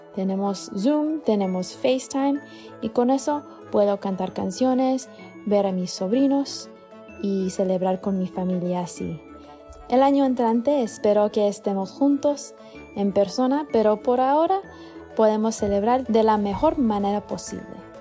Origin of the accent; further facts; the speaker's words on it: Florida, United States; now in Boston, United States; Mi familia originalmente es de Colombia, yo crecí en la Florida